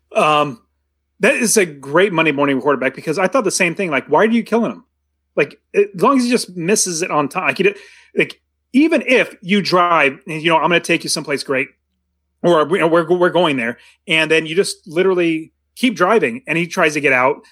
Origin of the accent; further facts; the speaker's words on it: United States; growing up in America, you obviously know American culture